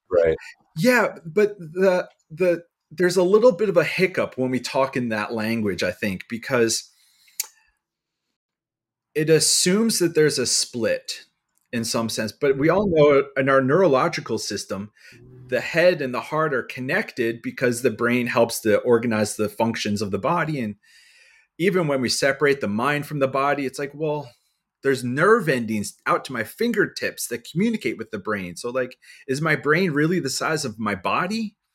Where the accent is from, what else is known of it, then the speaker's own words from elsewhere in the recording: Atlantic City, New Jersey, United States; now in Philadelphia, United States; So I'm like just outside of Philly state uh, city lines. Um, but I was born in South Jersey, uh, in Atlantic City. I grew up a surfer skater kid.